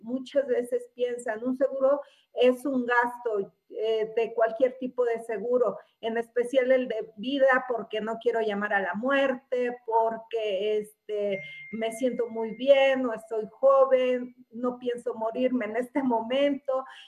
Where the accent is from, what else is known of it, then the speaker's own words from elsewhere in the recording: Mexico; los mexicanos somos muy trabajadores